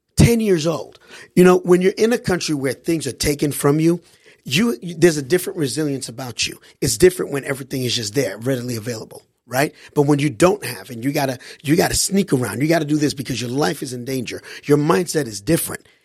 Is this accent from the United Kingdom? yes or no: no; Haiti; now in United States; I grew up overseas in Haiti